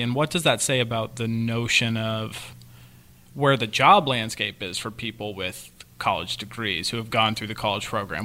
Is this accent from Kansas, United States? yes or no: yes; Kansas, United States; I'm from the Midwest, Kansas